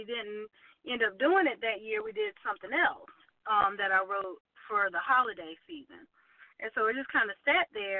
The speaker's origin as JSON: {"language": "English", "town": "Aiken", "region": "South Carolina", "country": "United States", "moved": "as an adult", "lives_now": "Columbia, United States", "said": "I am originally from Aiken, South Carolina, which is a little not quite small suburban town west of Columbia, and I live here in Columbia, South Carolina now"}